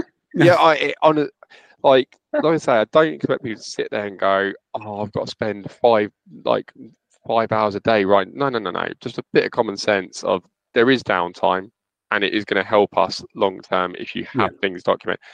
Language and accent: English; Luton, East of England, United Kingdom; I'm from Luton